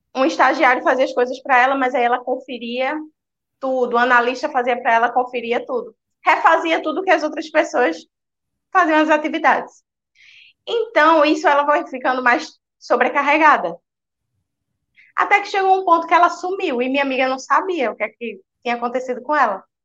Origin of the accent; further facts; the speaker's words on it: Recife, Pernambuco, Brazil; Sou de Recife, Pernambuco.